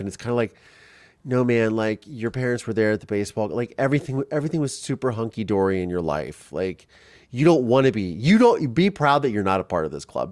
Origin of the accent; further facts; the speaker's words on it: Ohio, United States; I grew up in Ohio